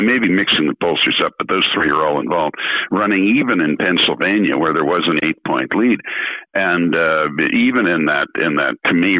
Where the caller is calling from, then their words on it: Canada; I'm speaking from Canada, which is a bicultural country